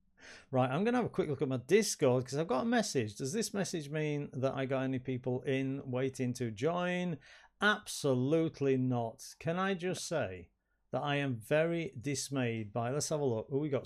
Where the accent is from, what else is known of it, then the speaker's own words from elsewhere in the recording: Yorkshire and the Humber, United Kingdom; accent: Yorkshire (not broad); I've never had a broad Yorkshire accent. Never.